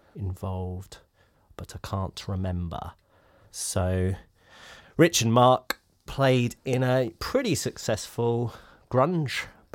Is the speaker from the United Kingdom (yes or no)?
yes; United Kingdom; But, you know, I'm a British 90s boy.